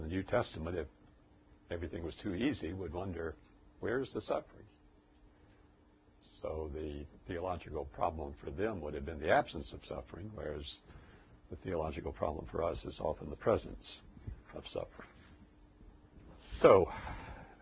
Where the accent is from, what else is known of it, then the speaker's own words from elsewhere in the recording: United States; as an American, even though I was a minister.